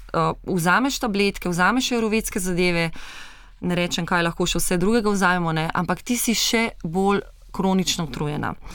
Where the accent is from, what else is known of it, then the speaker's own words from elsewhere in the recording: Slovenia; Slovenci smo